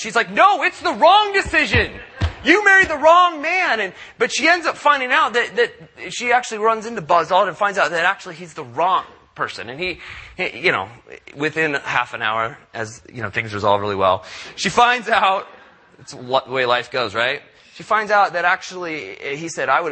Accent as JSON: {"language": "English", "town": "San Diego", "region": "California", "country": "United States", "tie": "born or raised there", "said": "I grew up in Southern California. I'm a product of Southern California. So when I grew up down in San Diego"}